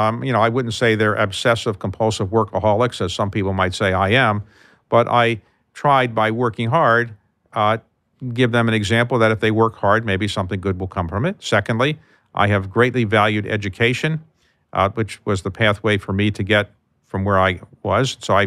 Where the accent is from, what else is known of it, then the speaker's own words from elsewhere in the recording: Baltimore, Maryland, United States; So if I say to you, I grew up in Baltimore